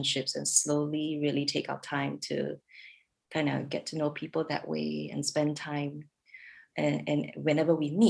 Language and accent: English; Singapore; moved away as an adult; now in Redmond, United States; we're from Singapore originally.